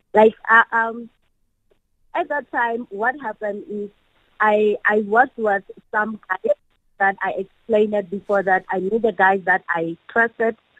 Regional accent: Bloemfontein, Free State, South Africa; now in Kimberley, South Africa; I'm from the Free State in uh, uh, a place called uh, Mangaung, mm-hmm. in the, known as Freedom Square. It's mm-hmm. where I grew

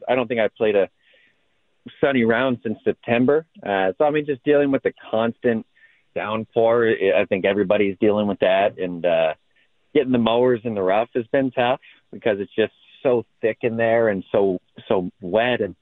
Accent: Long Beach, Washington, United States; I grew up on the Washington coast over in Long Beach, Washington, surfside golf course

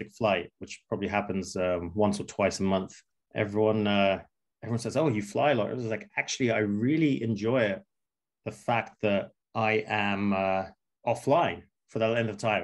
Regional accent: England, United Kingdom; also born or lived in Moscow, Russia; Growing up in England

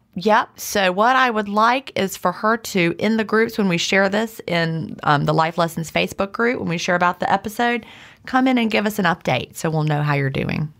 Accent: Virginia, United States; I grew up in the seventies in Virginia. We lived in the mountains of Virginia, near the Blue Ridge Parkway

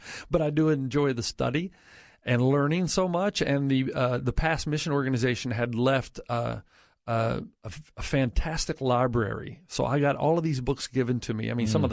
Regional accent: Tennessee, United States; moved away as an adult; also born or lived in Zimbabwe; now in California, United States; growing up in Tennessee

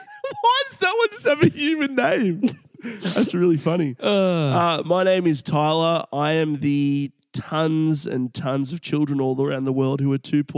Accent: Melbourne, Victoria, Australia; I'm in Townsville. I don't know anyone here. I'm from Melbourne.

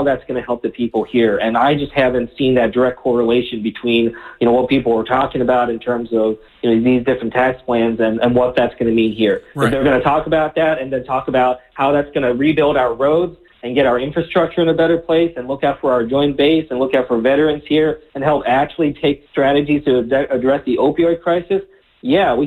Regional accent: New Jersey, United States; I grew up here in New Jersey

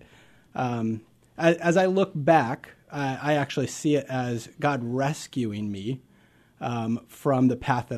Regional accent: Nebraska, United States; Absolutely. I grew up in Nebraska.

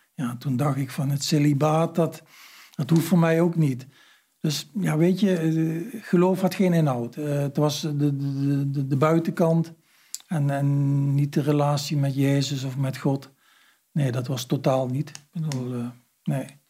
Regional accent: Heerlen, Limburg, Netherlands; Ik kom uit Heerlen, en de grensstreek, dus er kwamen ook heel veel Duitsers

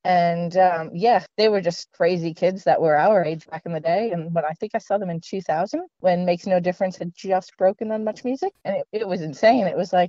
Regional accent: Prince Edward Island, Canada; moved away as an adult; where I'm from, Prince Edward Island

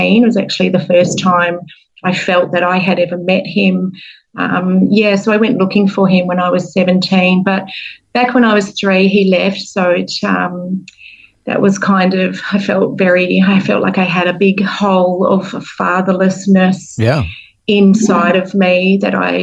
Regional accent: Perth, Western Australia, Australia; moved away as an adult; now in New Zealand; I am joining you from my hometown in Perth, Western Australia

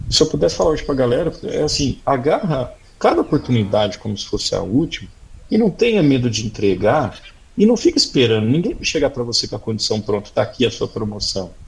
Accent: Pires do Rio, Goiás, Brazil; also born or lived in Ituverava, São Paulo; Mas logo cedo, com seis anos de idade, meu pai, minha mãe se mudou para Goiás, fui morar em Pires do Rio

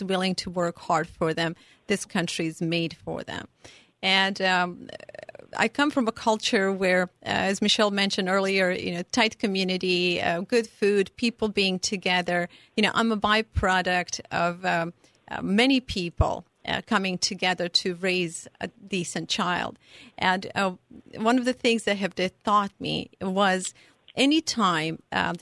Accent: Serbia; English is a second language; moved away as an adult; now in United States; I was not born here. I came from Serbia

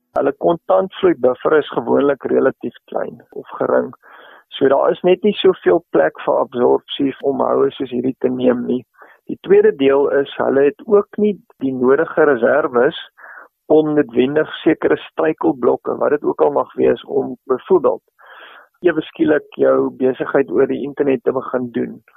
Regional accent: South Africa; ons miskien as Suid-Afrikaners

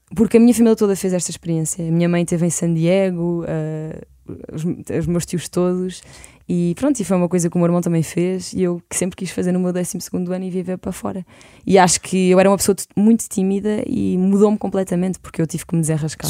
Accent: Lisbon, Portugal; eu cresci em Lisboa

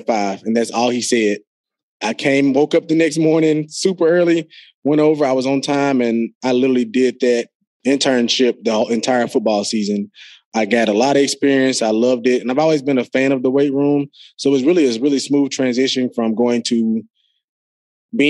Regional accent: Jackson, Mississippi, United States; where I'm from Jackson, Mississippi, a small town compared to a lot of other major cities or capitals across the USA.

